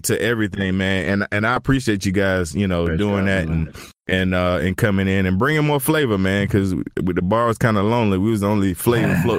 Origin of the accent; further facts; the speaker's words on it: Southeast, United States; I'm from the Southeast